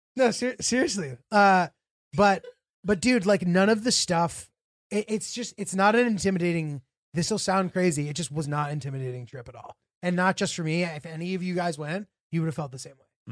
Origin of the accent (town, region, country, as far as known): United States